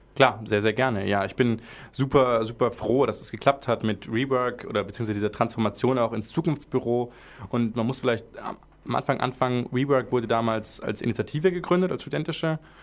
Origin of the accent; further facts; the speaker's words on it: Swabia, Baden-Württemberg, Germany; accent: Swabian; als Schwabe